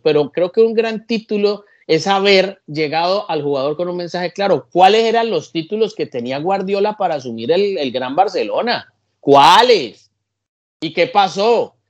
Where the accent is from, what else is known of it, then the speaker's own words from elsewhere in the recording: Colombia; En mi país